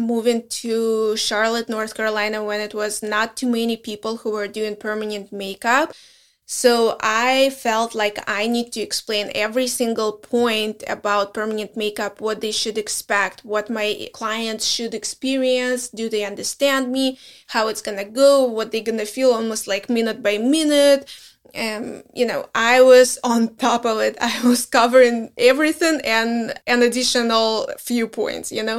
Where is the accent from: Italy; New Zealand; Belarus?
Belarus; English is a second language; moved away as an adult; also born or lived in Minsk; now in United States; we are from Belarus